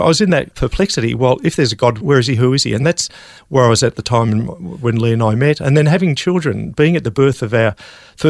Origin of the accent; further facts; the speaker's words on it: Melbourne, Victoria, Australia; also born or lived in Norway; I was born and raised in Melbourne